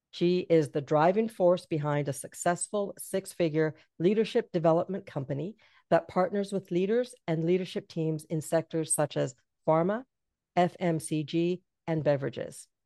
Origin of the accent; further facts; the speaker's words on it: Canada; I'm Jamaican and I was raised in Canada.